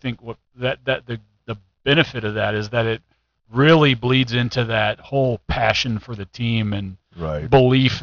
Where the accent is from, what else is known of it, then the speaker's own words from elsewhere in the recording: right outside St. Louis, Missouri, United States; I was born and raised here right outside St. Louis.